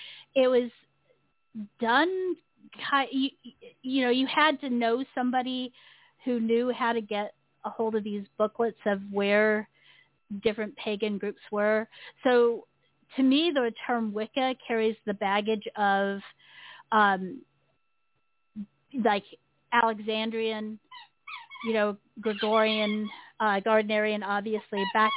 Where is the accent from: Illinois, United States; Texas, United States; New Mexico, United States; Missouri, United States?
Texas, United States; the only thing that gets me is that I'm from Texas, according to them, even though I'm a military brat.